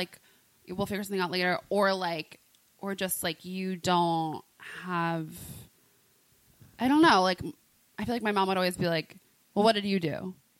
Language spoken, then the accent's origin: English; the South, United States; I'm also from the South.